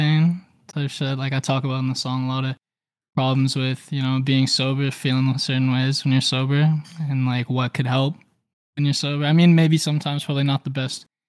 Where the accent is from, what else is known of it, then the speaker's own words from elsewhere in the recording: Winnipeg, Manitoba, Canada; moved away as an adult; now in Vancouver, Canada; I'm from Winnipeg. I grew up in Winnipeg as a kid. And then once I got a little bit older, like around high school time, I went out into the country